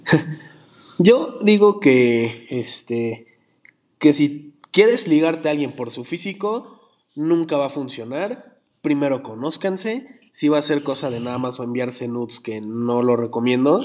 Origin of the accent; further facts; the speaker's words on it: Mexico; nosotros siendo como mexicanos una raza chiquita